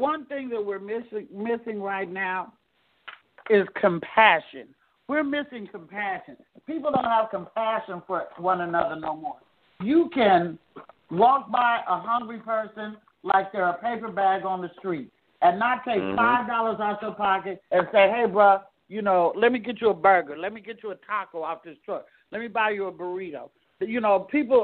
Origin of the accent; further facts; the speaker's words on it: Oakland, California, United States; also born or lived in Castro Valley / Sacramento; I'm from East, West, and North Oakland, and that's why I fucking wrote Castro Valley was where I was educated